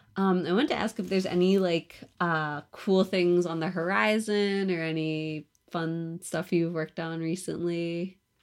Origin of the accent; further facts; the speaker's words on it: outside of Philadelphia, Pennsylvania, United States; moved away; also born or lived in New York; I grew up outside of Philly